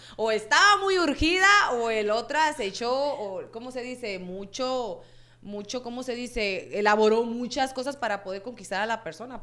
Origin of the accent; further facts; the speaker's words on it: Sonora, Mexico; moved away; de donde soy yo, que soy de allá de Sonora, en Palme, Sonora